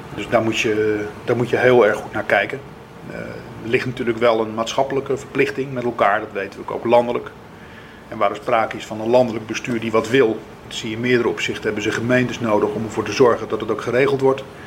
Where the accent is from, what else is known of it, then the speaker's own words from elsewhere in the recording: Zuid-Kennemerland, North Holland, Netherlands; de regio waar ik vandaan kom, Zuid-Kennemerland, Eimond.